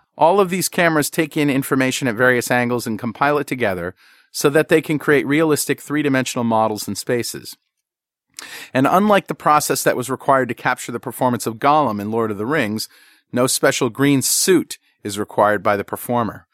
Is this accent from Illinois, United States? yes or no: no; hometown where Electric Boat is, Connecticut, United States; in my hometown